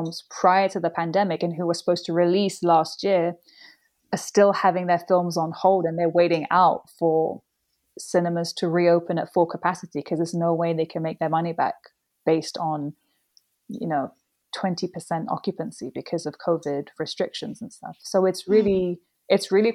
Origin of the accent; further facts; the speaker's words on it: London, United Kingdom; moved away as an adult; now in Indonesia; I was born in London because my parents met and had me here